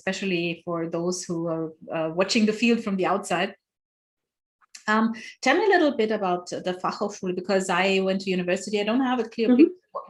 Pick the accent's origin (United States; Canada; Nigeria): Nigeria; I did not have a community. I came from Nigeria. I didn't know anyone.